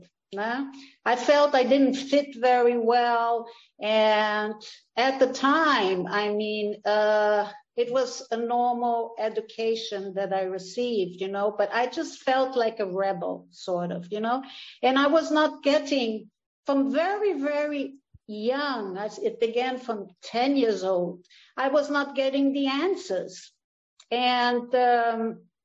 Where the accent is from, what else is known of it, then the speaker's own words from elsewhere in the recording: Saint-Jean-Cap-Ferrat, Provence-Alpes-Côte d'Azur, France; moved away as an adult; also born or lived in Rio de Janeiro, Brazil / Villefranche, France; now in Brazil; from the age of 6 to the age of 17, I lived in Saint-Jean-Cap-Ferrat in south of France.